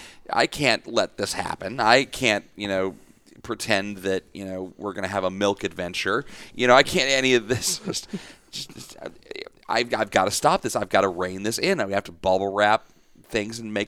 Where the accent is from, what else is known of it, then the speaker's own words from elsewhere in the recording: DeSoto, Texas, United States; I grew up in DeSoto